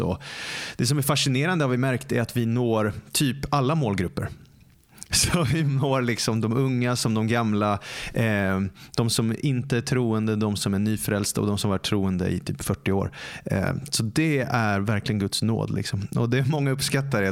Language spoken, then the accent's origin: Swedish; Stockholm, Stockholm County, Sweden; jag är born and raised i Stockholm